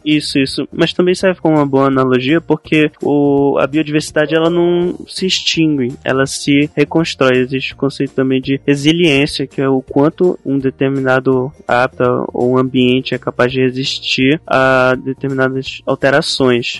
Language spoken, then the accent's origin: Portuguese; Belém, Pará, Brazil; eu sou de Belém, né, que é conhecida como a cidade das mangueiras, e tem mangueira em tudo que é canto aqui